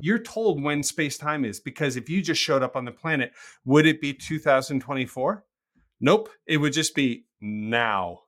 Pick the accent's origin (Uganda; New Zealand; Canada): Canada; I'm a Canadian.